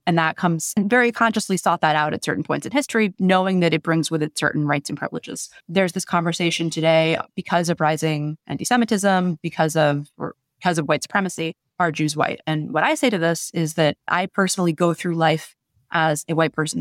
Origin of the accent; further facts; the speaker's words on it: United States; as an American Jew